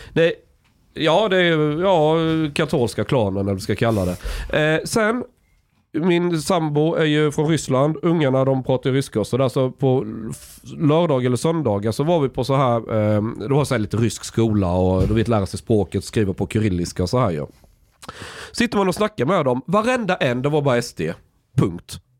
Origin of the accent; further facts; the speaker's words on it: Sweden; när jag växte upp i Sverige. Alltså jag är uppvuxen verkligen på landet